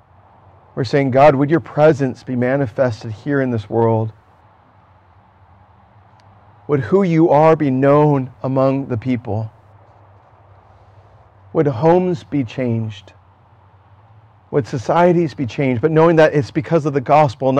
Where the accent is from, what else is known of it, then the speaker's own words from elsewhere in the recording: United States; where I'm from as an American